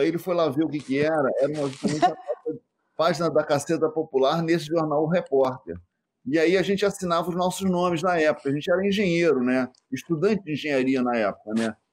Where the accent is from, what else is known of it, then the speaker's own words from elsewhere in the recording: Rio de Janeiro, Brazil; fui nascido e criado na Penha, realmente na Vila da Penha, aqui no Rio de Janeiro